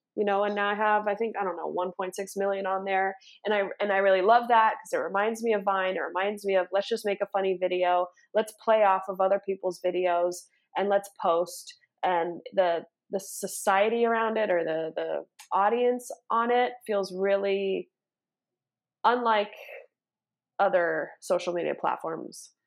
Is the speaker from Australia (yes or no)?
no; Los Angeles, California, United States; also born or lived in New York; born and raised in Los Angeles, California